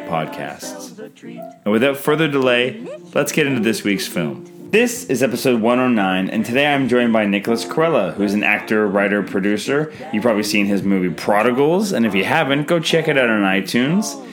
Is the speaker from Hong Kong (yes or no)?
no; Canada; I'm Canadian filmmaker